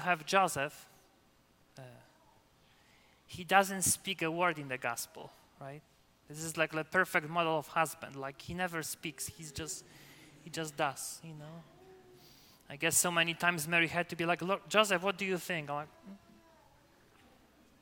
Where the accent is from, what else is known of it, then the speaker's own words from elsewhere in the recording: Poland; English is a second language; moved away as an adult; also born or lived in Michigan; now in Denver, United States; I will be the best Polish seminarian, you know, with my English